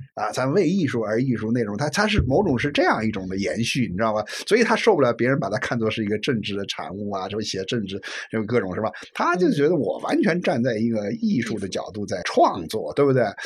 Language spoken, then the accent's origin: Chinese; China; 这也是中国人，中国人能学啊嗯，善学，这是我们的一大特点